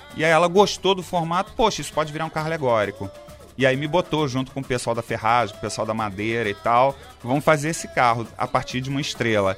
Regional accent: Brazil; also born or lived in Warsaw, Poland; polonês, polonês, eu nasci em Varsóvia, só que eu vim para cá muito pequeno, bebê, de 5 para 6 meses de idade. Então, quer dizer, sou naturalizado brasileiro, sou brasileiro

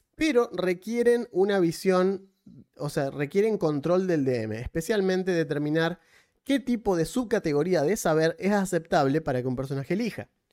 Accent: Argentina; no soy de Tucumán soy argentino

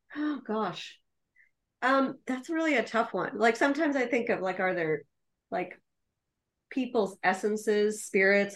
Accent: New York, United States; I'm a New Yorker.

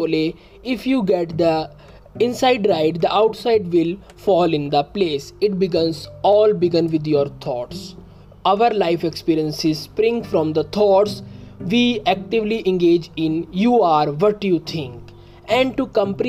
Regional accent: India; I am from India

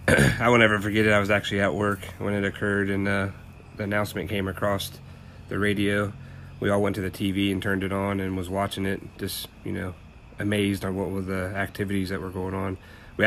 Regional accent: United States; As an American

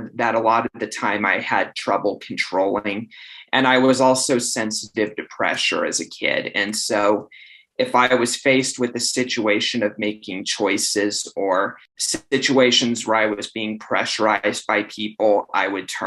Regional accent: Estes Park, Colorado, United States; moved away as an adult; now in Phoenix, United States; as a kid of growing up in Estes

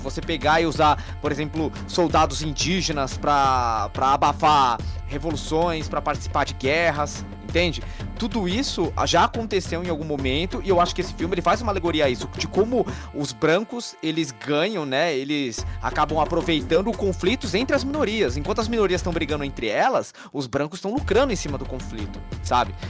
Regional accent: Brazil; A gente, os brasileiros, não temos o costume de nos enxergar como latino

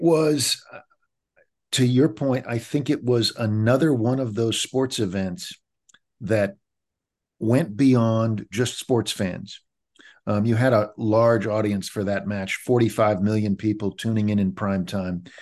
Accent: Kansas City, United States; When I was growing up in Kansas City in the mid seventies

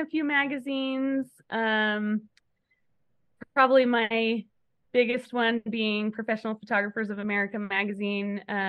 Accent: Utah, United States; also born or lived in New Mexico / California / Kansas; I was born in New Mexico, lived in California, Utah, Kansas, back to Utah. And I've been here ever since the middle of high school. So I call Utah home

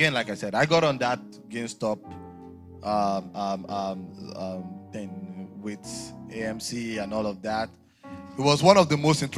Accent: Nigeria; Nigeria, for us. I am a Nigerian.

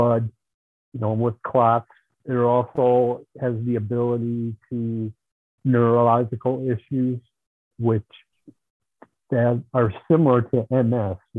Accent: Marshall, Wisconsin, United States; I'm from Marshall, Wisconsin, which is just east of Madison

